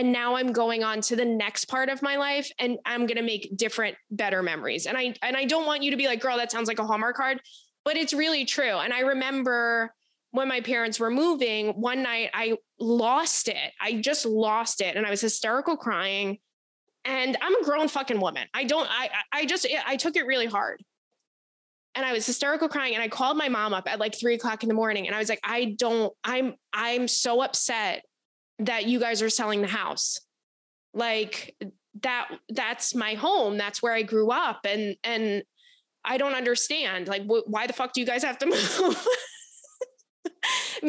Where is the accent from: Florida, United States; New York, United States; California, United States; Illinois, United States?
New York, United States; Long Island; I'm from Long Island and that is my culture